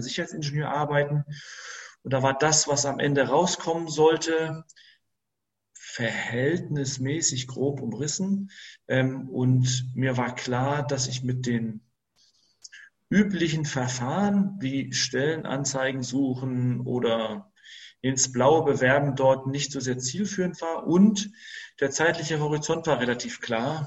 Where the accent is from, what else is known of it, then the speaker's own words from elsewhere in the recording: Greater Hamburg area, Germany; moved away as an adult; also born or lived in Saxony-Anhalt; ich bin aus dem Großraum Hamburg, habe ich mich nach Sachsen-Anhalt orientiert